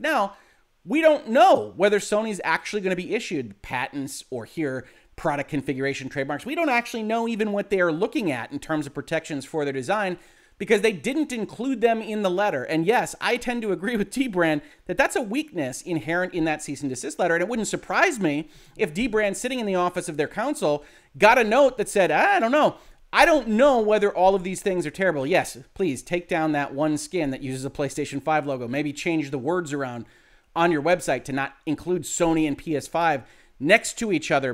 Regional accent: Southeast Michigan, United States; I'm from Southeast Michigan

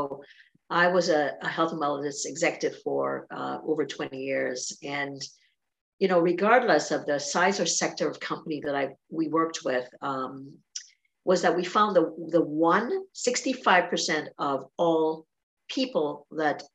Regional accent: Trinidad & Tobago; I was born in Trinidad and Tobago

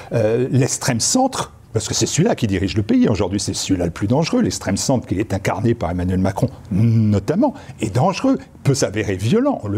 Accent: France; Moi, je suis français. Et donc, j'ai toujours eu mes références en France.

